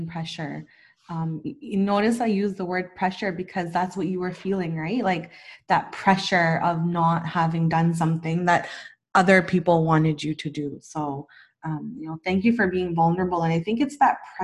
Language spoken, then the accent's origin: English; Pakistan; I'm Pakistani, and I'm married to someone who's not from Pakistan